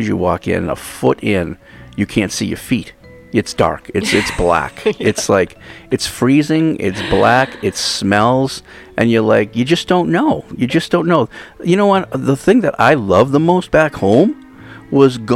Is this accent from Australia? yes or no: no; East Coast, United States; now in Hawaii, United States; growing up on the East Coast